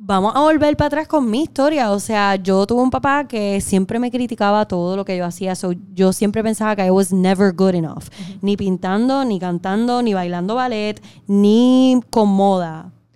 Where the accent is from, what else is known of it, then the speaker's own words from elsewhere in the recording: Puerto Rico; moved away as an adult; also born or lived in Miami / New York; me mudé de Puerto Rico